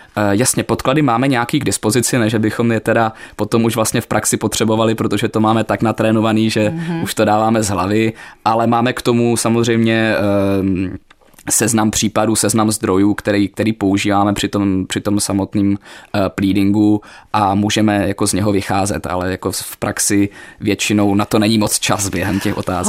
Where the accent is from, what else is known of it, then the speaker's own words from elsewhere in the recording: Ostrava, Moravian-Silesian Region, Czechia; accent: Ostrava; moved away as an adult; now in Prague, Czech Republic; já se samozřejmě stále cítím být ostravákem, nějakou dobu žiju v Praze, ale jde to poznat i na mě, i na mojem přízvuku